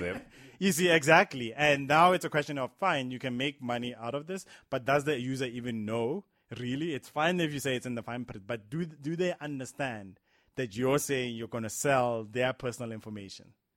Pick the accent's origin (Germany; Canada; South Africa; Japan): South Africa; as a South African